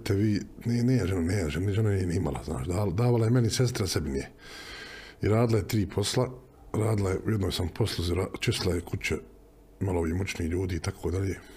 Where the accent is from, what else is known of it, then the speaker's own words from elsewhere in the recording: Sarajevo, Federation of Bosnia and Herzegovina, Bosnia & Herzegovina; also born or lived in Sweden; Ja sam rastao na Dobrin